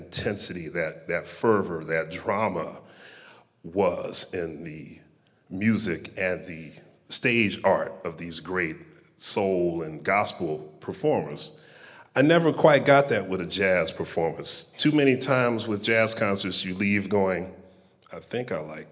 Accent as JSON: {"language": "English", "town": "Philadelphia", "region": "Pennsylvania", "country": "United States", "tie": "born or raised there", "said": "I was born and raised in Philadelphia"}